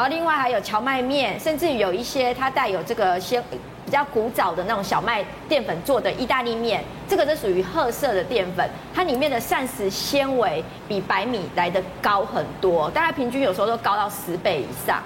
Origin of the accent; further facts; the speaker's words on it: Taiwan; 我们台湾人不太喜欢吃冷饭